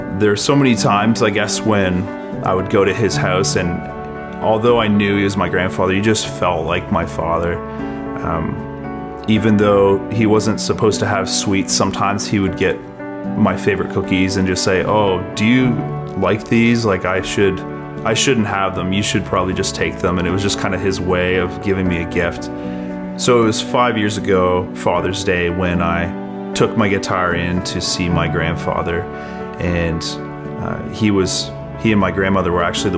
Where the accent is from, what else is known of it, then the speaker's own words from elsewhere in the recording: Fredericton, New Brunswick, Canada; also born or lived in Calgary, Alberta; I was born in Calgary, Alberta, but I grew up in Fredericton.